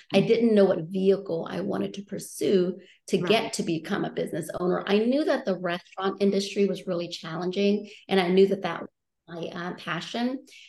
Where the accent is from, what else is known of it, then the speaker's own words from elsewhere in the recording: New Orleans, Louisiana, United States; I'm like, well, should I just say New Orleans? Because that's technically where I grew up a little bit. Right. But I moved around so much.